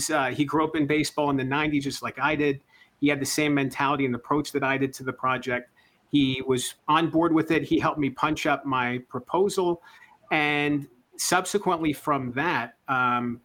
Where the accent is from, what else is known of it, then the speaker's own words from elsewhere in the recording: Lancaster, Pennsylvania, United States; did some local coverage in my hometown of Lancaster, Pennsylvania